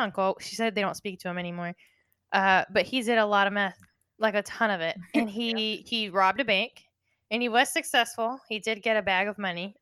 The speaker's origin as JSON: {"language": "English", "region": "Florida", "country": "United States", "moved": "yes", "said": "I'm from Florida."}